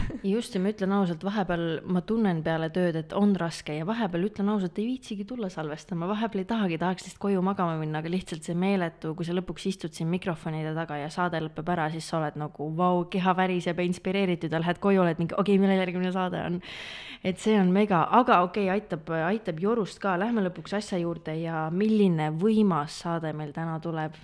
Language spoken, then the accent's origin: Estonian; Pärnu, Pärnu County, Estonia; olen pärit Pärnust